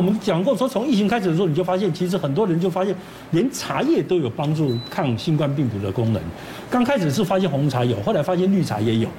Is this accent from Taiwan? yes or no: yes; Taiwan; 我们，台湾人